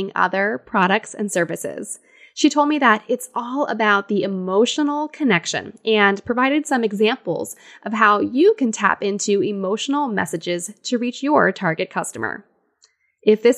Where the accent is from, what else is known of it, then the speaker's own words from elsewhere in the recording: United States; being an American